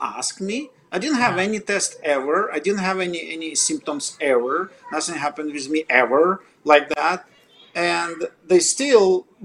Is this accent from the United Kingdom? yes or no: no; Russia; English is a second language; moved away as an adult; now in Toronto, Canada; I'm not born in Canada. I'm obviously from other country. I'm from Russia